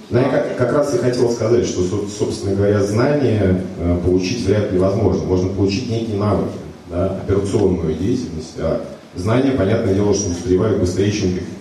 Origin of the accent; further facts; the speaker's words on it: Saint Petersburg, Russia; да, мы такие вот петербуржцы э, стоим как